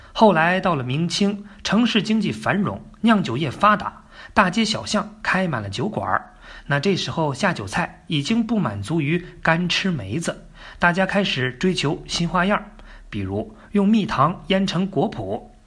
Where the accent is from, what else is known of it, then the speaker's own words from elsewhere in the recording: northern China, China; moved away; 我的老家，马上就要进入农忙了，这是北方